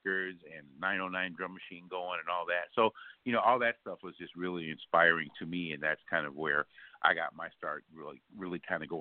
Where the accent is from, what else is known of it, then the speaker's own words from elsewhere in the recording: Chicago, Illinois, United States; I'm from the Windy City of Chicago, born and raised